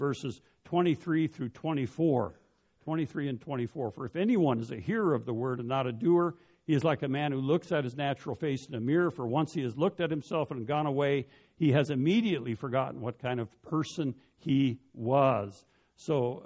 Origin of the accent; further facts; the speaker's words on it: Denver, Colorado, United States; When I was a child growing up in Denver